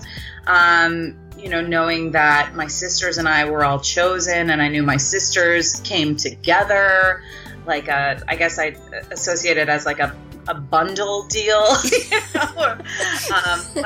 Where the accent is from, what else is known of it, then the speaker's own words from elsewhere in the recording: Ellicott City, Maryland, United States; I grew up, you know, in the suburbs of Ellicott City, Maryland